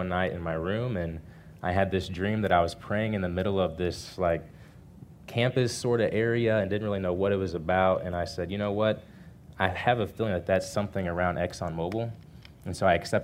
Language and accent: English; Kansas City, United States; moved away as an adult; now in Houston, United States; my hometown of Kansas City